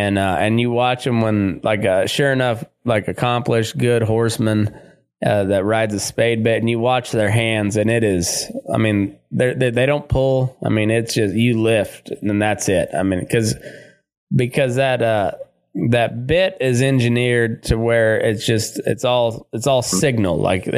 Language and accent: English; Great Plains, United States; up and towards to where I grew up in the Great Plains area, you didn't place a whole lot of value on a silver bit.